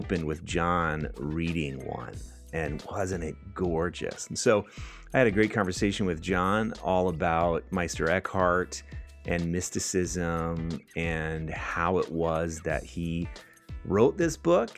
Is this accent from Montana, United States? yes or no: no; California, United States; now in Minnesota, United States; I grew up in California